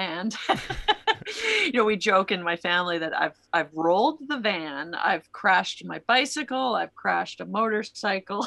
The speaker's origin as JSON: {"language": "English", "country": "Canada", "tie": "born or raised there", "said": "I grew up in Canada"}